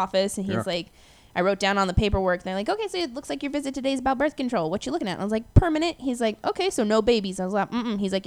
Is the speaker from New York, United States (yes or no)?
no; Colorado, United States; moved away as an adult; also born or lived in Oregon; now in Las Vegas, United States; I went to school, born here, raised in Colorado